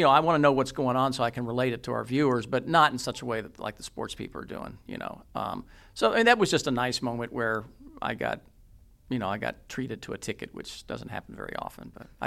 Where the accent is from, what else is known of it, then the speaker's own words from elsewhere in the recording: Lexington, Kentucky, United States; born there; I was born in Lexington